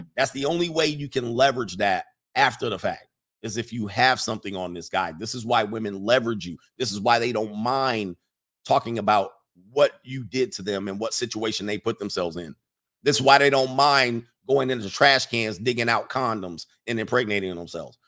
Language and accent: English; Los Angeles, California, United States; Not only am I from the West Coast, I'm from the Valley in, in California. I'm not from Compton or South Central. I'm from the San Fernando Valley. I'm a valley boy